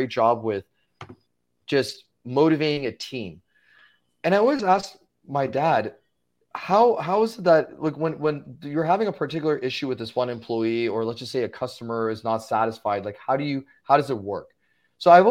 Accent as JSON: {"language": "English", "town": "Los Angeles", "region": "California", "country": "United States", "tie": "born or raised there", "said": "born and raised in Los Angeles, and I grew up there for a majority of my life"}